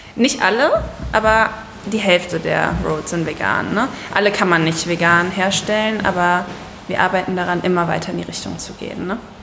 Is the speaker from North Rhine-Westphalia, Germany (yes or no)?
yes; Siegburg, North Rhine-Westphalia, Germany; ich bin aus Siegburg